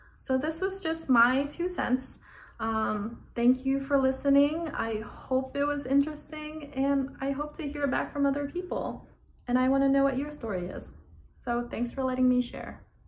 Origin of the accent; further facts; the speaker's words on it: San Jose, California, United States; also born or lived in Oklahoma City; now in New York City, United States; I was born in San Jose, California, and then I lived in Oklahoma City for a while, and now I live in New York City